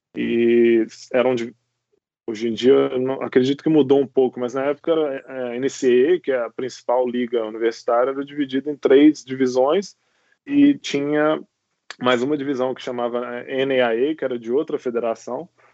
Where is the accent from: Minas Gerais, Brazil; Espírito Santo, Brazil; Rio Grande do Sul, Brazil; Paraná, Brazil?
Minas Gerais, Brazil; Belo Horizonte; moved away as an adult; now in United States; eu sou natural de Belo Horizonte. É, é, eu cresci em Belo Horizonte, morei em Belo Horizonte até os 19 anos. Com 19 eu fui para os Estados Unidos.